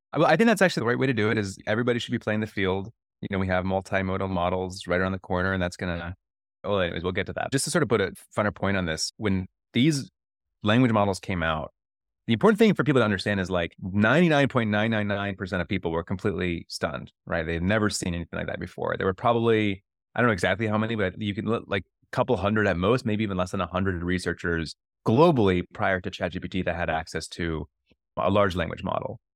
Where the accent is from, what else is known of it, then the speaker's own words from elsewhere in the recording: Akron, Ohio, United States; growing up in Ohio and knowing that the community in Akron, Ohio, right? Like, the community I grew up